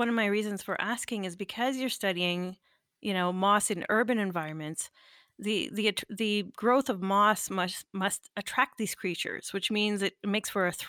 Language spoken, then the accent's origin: English; Northern Ontario, Canada; I'm originally from Northern Ontario and I grew up with a big forest in the backyard.